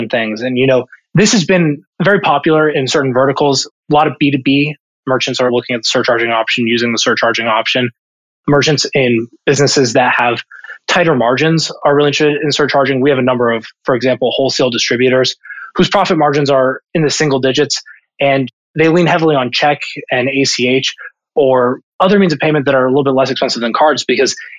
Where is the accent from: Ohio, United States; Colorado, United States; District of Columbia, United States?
Ohio, United States; Columbus; moved away as an adult; I'm originally from Columbus, Ohio, born and raised. I actually grew up just a couple of miles north of Ohio State's campus